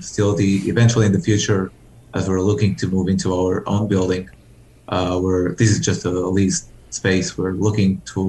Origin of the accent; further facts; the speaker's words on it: Portugal; moved away as an adult; now in Netherlands; I'm from Portugal